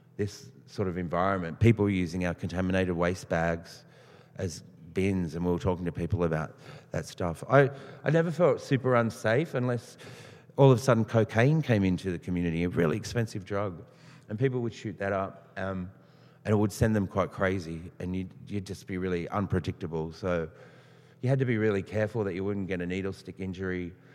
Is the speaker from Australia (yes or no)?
yes; Australia; also born or lived in Tumbarumba; I was adopted out of this area, which a lot of people got adopted out in the 50s and 60s. Um, and I found myself growing up in the Waples family a non Indigenous family, very working class, and living in Housing Commission